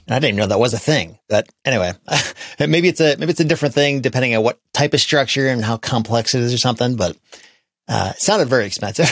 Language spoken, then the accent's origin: English; Grand Rapids, Michigan, United States; my hometown of Grand Rapids